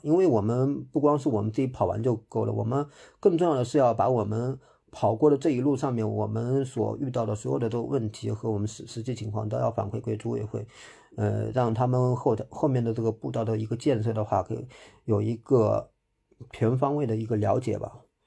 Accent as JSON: {"language": "Chinese", "town": "Hangzhou", "region": "Zhejiang", "country": "China", "tie": "born or raised there", "said": "我是浙江人，我是杭州本地人"}